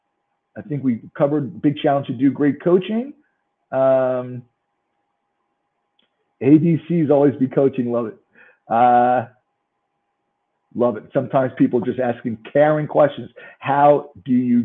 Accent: New York, United States; accent: New York; I'm from New York

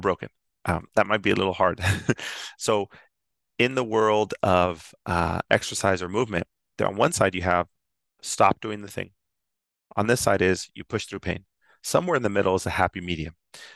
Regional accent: San Ysidro, California, United States; I'm born and raised in San Ysidro, California.

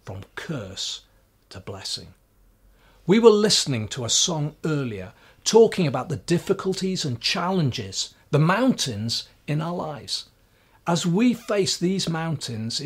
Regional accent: Swansea, Wales, United Kingdom; growing up in Swansea, at the bottom of our road was the Bible College of Wales

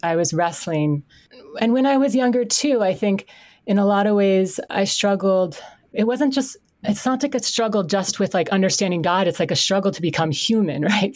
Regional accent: Canton, Connecticut, United States; also born or lived in Stamford, Connecticut / Northford, Connecticut / Birmingham, Alabama; now in Bethlehem, Connecticut, United States; born and raised in Connecticut

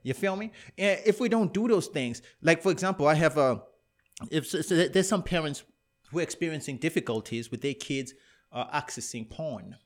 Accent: Canada; I'm Afro-Canadian

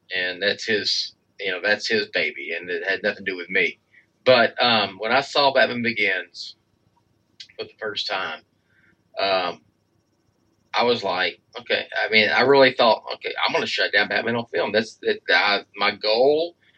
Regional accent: Texas, United States; I am from Texas

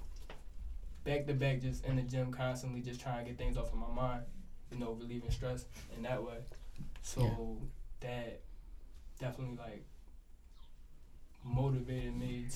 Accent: Philadelphia, Pennsylvania, United States; I'm from the Alleyne section of Philadelphia

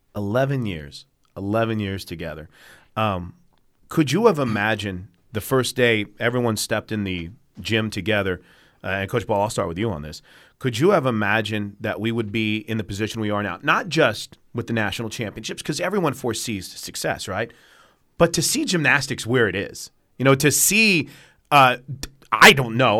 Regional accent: St. Louis, Missouri, United States; moved away; I grew up in Saint Louis

